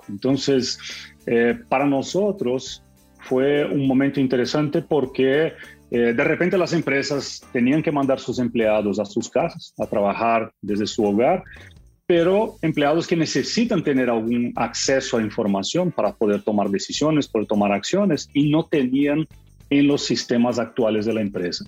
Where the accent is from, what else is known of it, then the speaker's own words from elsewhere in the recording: Brazil; yo soy latino, también soy de Brasil